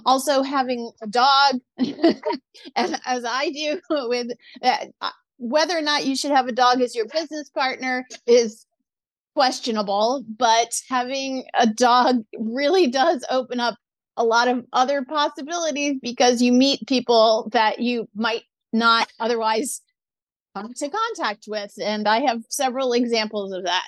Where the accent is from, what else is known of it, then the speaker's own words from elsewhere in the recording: New Orleans, Louisiana, United States; moved away as an adult; also born or lived in San Diego / Orange County; now in Los Angeles, United States; my parents did take me to a lot of children's theater in New Orleans